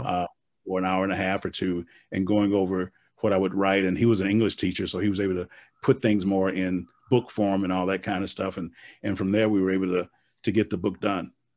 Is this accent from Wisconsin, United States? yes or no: yes; Milwaukee, Wisconsin, United States; moved away; I'm from Milwaukee